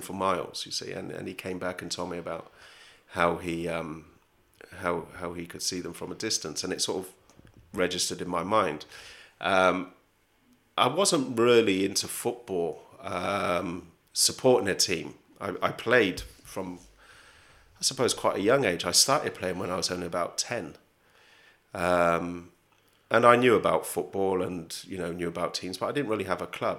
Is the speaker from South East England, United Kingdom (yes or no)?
yes; Oxford, South East England, United Kingdom; moved away as an adult; now in Southeast London, United Kingdom; Oxford, my hometown